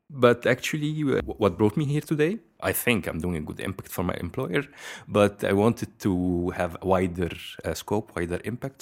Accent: Egypt; moved away as an adult; now in Belgium; I'm originally from Egypt.

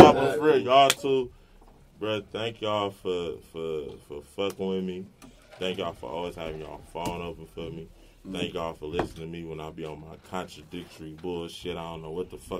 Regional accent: Oakland, California, United States; I'm from West Oakland.

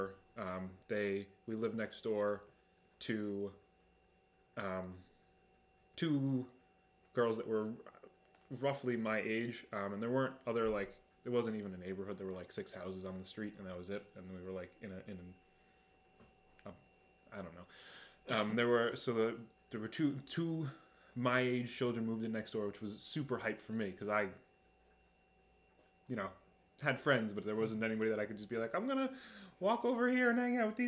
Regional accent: Long Island, New York, United States; moved away as an adult; also born or lived in Binghamton; I was born on Long Island to two working class parents

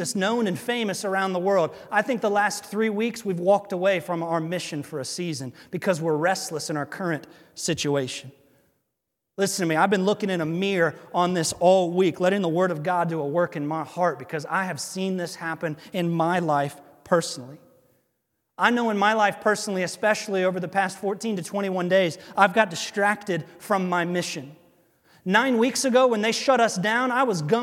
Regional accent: United States; before I'm an American, I'm a Christian

